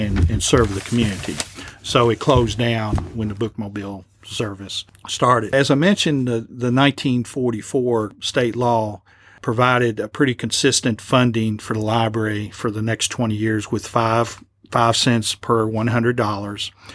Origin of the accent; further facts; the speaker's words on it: Lexington, United States; growing up in Lexington